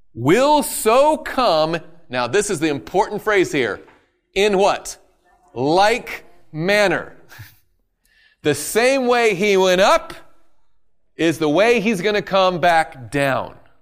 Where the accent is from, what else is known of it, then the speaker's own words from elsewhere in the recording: the South, United States; I'm from the South.